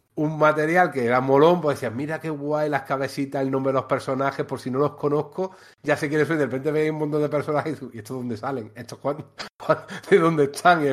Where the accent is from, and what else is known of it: Antequera, Andalusia, Spain; born or raised there